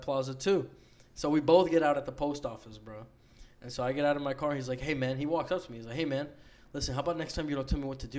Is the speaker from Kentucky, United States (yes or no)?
no; New York City, New York, United States; I'm from New York. I was born in New York City